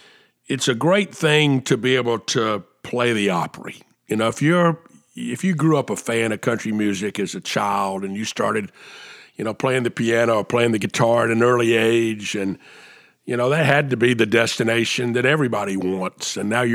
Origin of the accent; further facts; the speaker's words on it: Charleston, South Carolina, United States; we record here in my hometown of Charleston, South Carolina